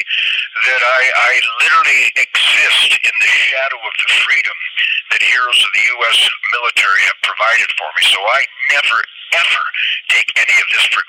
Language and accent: English; Detroit, Michigan, United States; I was born in Detroit in 1948 when it was the arsenal of democracy